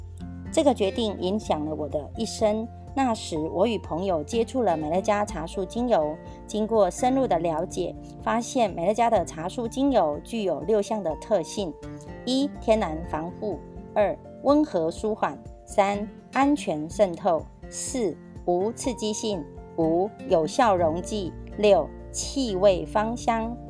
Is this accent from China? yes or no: no; Miaoli County, Taiwan; 今天要跟大家分享的主题是建立朴实、平易、持续一生的事业。